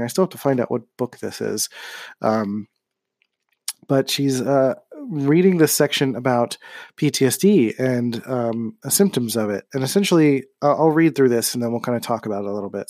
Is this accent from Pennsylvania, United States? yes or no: yes; Philadelphia, Pennsylvania, United States; growing up in Philadelphia